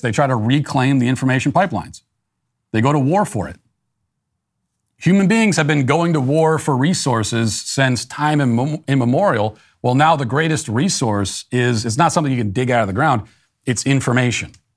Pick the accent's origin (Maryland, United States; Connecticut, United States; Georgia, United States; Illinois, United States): Maryland, United States; I was a native Marylander, 'cause I was born in Maryland